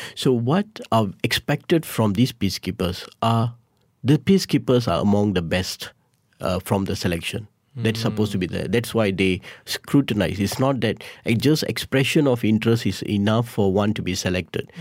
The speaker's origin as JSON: {"language": "English", "country": "Malaysia", "said": "being a Malaysian"}